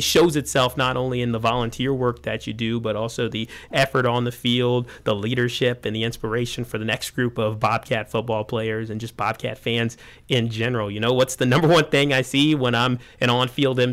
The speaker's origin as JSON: {"language": "English", "town": "New Albany", "region": "Ohio", "country": "United States", "tie": "born or raised there", "said": "playing football during the varsity football games growing up in New Albany"}